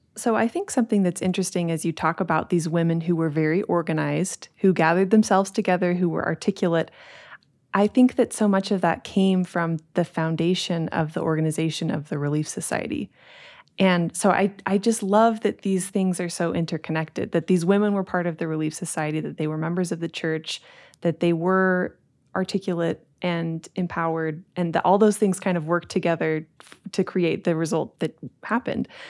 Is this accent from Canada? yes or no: no; Utah, United States; growing up in Utah, growing up in the church